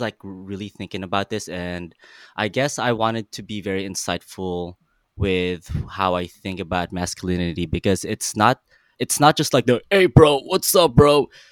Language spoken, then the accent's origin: English; Philippines; now in Los Angeles, United States; I'm Filipino. I immigrated from the Philippines about almost, oh my God, 16 years ago. I'm a LA creative